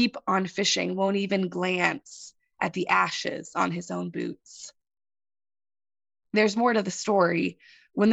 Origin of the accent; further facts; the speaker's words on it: Kodiak, Alaska, United States; I'm from Kodiak. I'm a third-generation Setnander